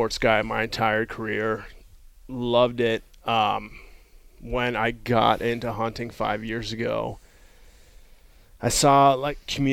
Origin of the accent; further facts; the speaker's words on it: South Lake Tahoe, California, United States; I grew up in South Lake Tahoe